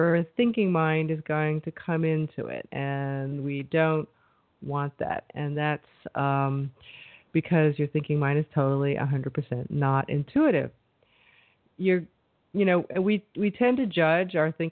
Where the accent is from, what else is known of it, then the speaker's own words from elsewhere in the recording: New York, United States; I'm from New York